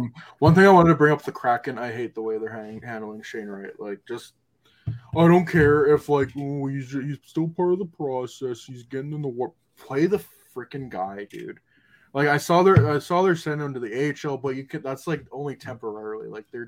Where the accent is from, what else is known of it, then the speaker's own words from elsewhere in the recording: Canada; I'm a Canadian